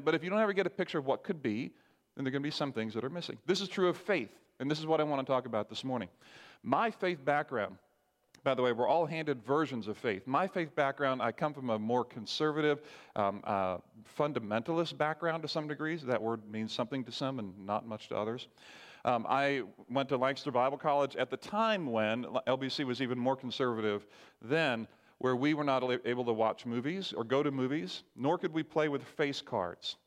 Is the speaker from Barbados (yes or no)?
yes; Barbados; I grew up in Barbados.